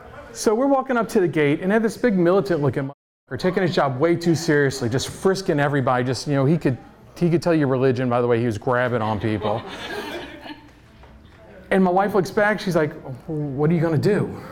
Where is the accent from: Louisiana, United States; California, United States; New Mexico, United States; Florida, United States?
Louisiana, United States; New Orleans; I'm from New Orleans.